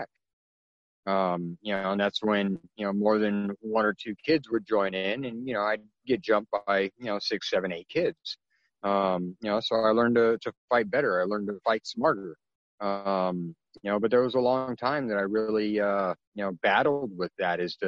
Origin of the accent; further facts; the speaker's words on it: California, United States; in 1977, when I was born, you know, I'm half Filipino